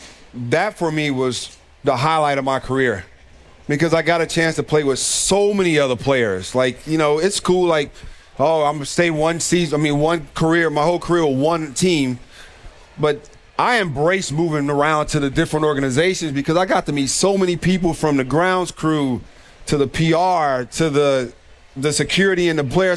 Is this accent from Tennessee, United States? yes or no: no; Gary, Indiana, United States; my hometown of Gary, Indiana